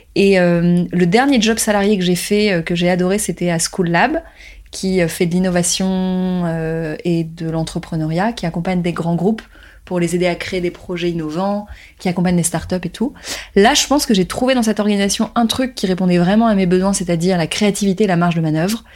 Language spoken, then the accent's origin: French; Paris, Île-de-France, France; Je suis née à Paris, j'ai grandi en France, et mes parents sont nés en Tunisie